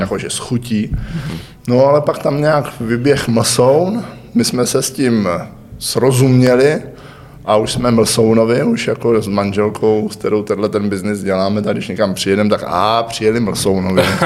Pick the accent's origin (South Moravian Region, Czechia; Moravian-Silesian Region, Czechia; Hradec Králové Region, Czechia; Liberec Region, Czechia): Hradec Králové Region, Czechia; Hradec Králové; also born or lived in Prague / Brno; jsem rodilý Hradečák